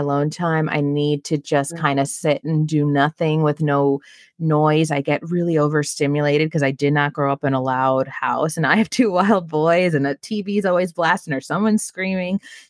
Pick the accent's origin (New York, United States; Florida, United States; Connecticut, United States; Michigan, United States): New York, United States; New York City; as a New Yorker